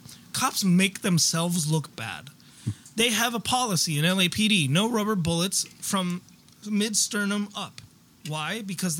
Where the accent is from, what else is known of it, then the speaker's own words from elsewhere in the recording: United States; I'm American.